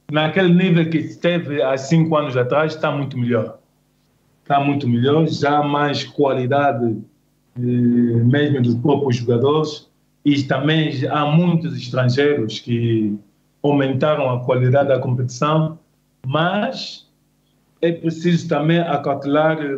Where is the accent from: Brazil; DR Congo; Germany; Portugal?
DR Congo; Kinshasa; born there; nasci lá mesmo em Kinshasa.